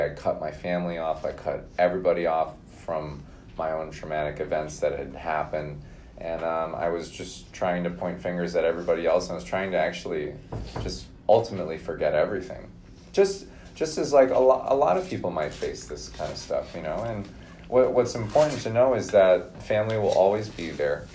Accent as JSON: {"language": "English", "region": "Minnesota", "country": "United States", "tie": "born or raised there", "said": "born in Minnesota, grew up there, um, went to college in Minnesota"}